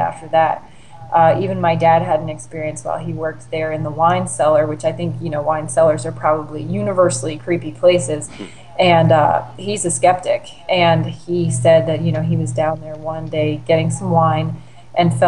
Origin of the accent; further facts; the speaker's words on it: Maryland, United States; I'm originally from Maryland, and I experienced the events that take place in this book as a child when I was growing up in Baltimore and Harford counties